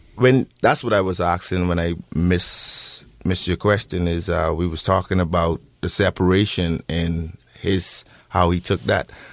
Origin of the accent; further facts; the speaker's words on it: Bahamas; moved away as an adult; now in Bend, United States; I'm not from America, I'm from the Bahamas